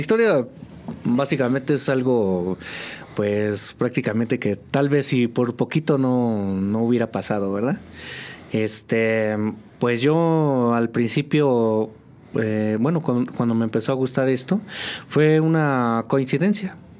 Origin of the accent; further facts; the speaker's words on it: State of Mexico, Mexico; moved away as an adult; now in San Juan del Río, Mexico; yo vengo del Estado de México. Este, viví pues prácticamente toda mi vida allá.